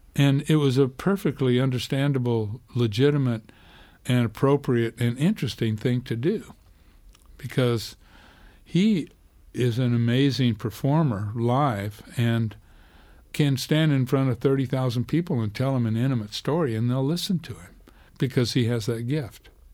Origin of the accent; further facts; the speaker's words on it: Clayton, New Mexico, United States; I grew up in this little town in, in New Mexico, Clayton